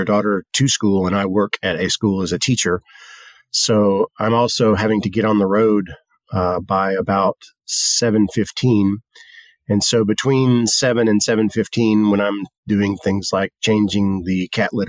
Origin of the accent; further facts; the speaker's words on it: the South, United States; We come from the South, and the South is historically an agricultural region.